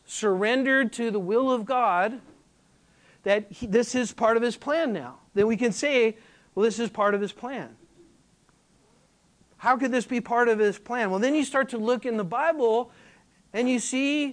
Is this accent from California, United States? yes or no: yes; California, United States; now in Flower Mound, United States; I'm from California.